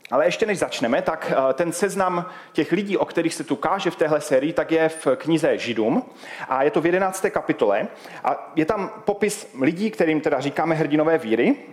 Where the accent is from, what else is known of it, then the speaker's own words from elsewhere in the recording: Havířov, Moravian-Silesian Region, Czechia; a jsem z Havířova. Kdo nevíte, kde je Havířov, tak je to hodně vpravo, blízko Ostravy. A možná to poznáte i podle mého eh, přízvuku, že nejsem úplně odtud.